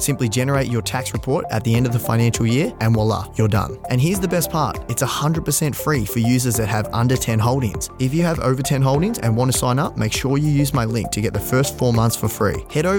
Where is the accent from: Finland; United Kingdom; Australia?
Australia; Victoria; Now, you are a Valley boy. You know, we are both from Latrobe Valley.